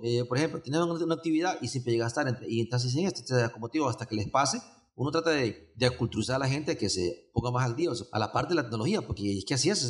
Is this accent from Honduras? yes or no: yes; Honduras; now in Costa Rica; yo soy de Honduras, este, Vivo en Costa Rica desde el 93